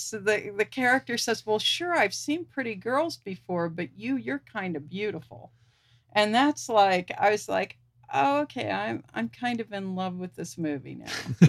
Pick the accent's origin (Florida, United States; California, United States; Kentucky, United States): Kentucky, United States; Ashland; But a Paramount Movie Palace in my hometown in Ashland, Kentucky.